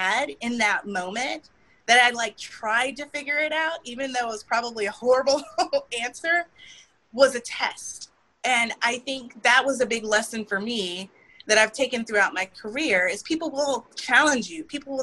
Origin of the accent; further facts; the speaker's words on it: Houston, Texas, United States; As a fellow Houstonian